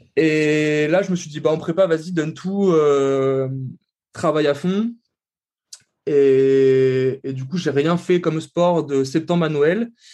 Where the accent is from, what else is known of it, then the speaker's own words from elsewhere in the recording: Tours, Centre-Val de Loire, France; moi, je viens de Tours.